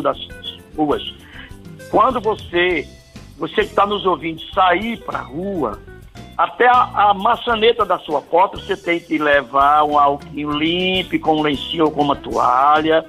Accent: Northeast Region, Brazil; eu sou nordestino, amo o Nordeste

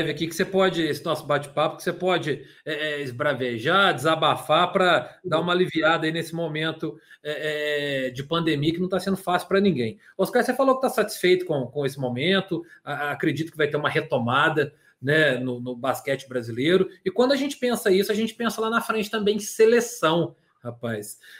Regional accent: Minas Gerais, Brazil; como nós mineiros dizemos aqui.

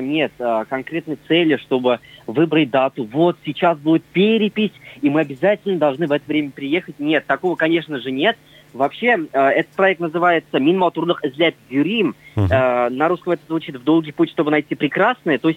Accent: Russia; Нет, знаете, мы вообще народ татары и знаете, это такой народ

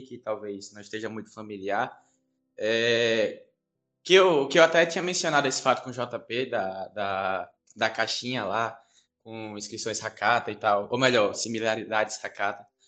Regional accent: Bahia, Brazil; eu sou baiano

